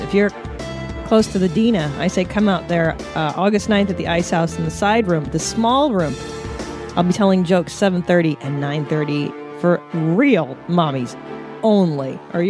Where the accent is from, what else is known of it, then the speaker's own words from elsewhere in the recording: California, United States; I grew up in California